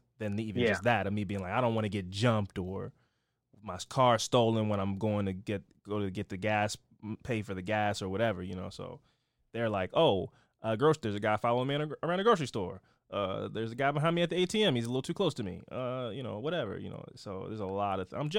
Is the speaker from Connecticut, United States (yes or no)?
no; Baltimore, Maryland, United States; I'm from Baltimore. I'm black.